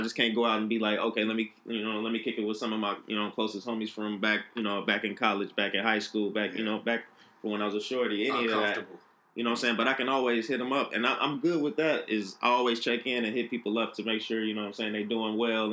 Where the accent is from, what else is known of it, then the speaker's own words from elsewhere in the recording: Chicago, Illinois, United States; moved away as an adult; I'm from Chicago as well, taking that leap of faith, moving to the you know other side of the country.